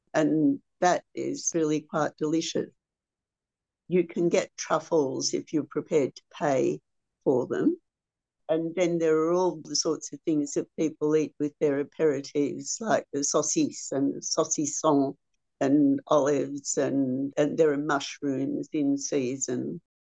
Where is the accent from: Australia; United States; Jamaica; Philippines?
Australia; as an Australian